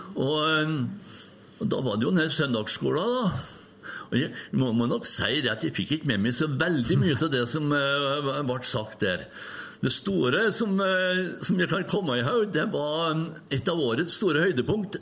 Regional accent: Røros, Trøndelag, Norway; Jo, det er byen min her. Jeg er født oppveksten på Røros

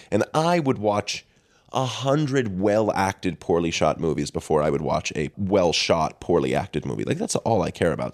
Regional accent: north of Boston, Massachusetts, United States; I say north of Boston

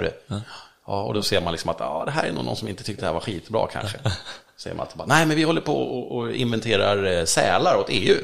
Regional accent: Sweden; i skärgården där jag kommer ifrån

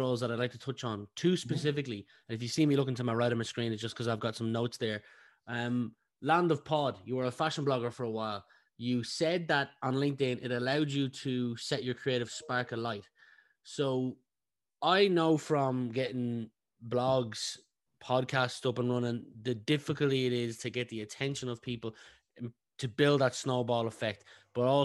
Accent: Meath, Leinster, Ireland; also born or lived in France; I grew up in Meath

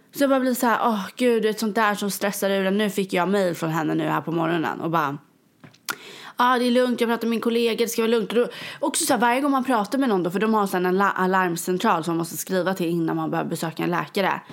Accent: Sweden; now in New York, United States; jag är ju svensk

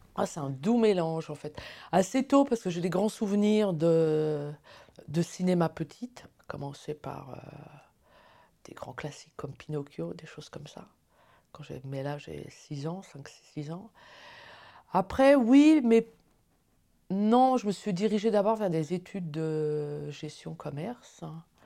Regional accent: Paris, Île-de-France, France; moved away as an adult; now in Neuchâtel, Switzerland; je suis originaire de Paris

